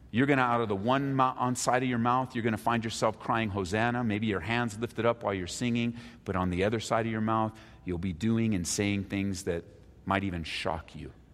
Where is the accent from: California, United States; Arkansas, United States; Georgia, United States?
California, United States; Southern; now in Denver, United States; I moved here from Southern California seven, almost 17 years ago with my family